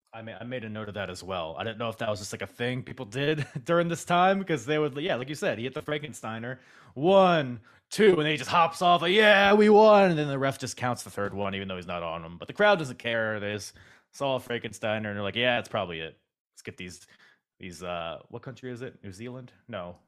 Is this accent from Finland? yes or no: no; Philippines; I'm Filipino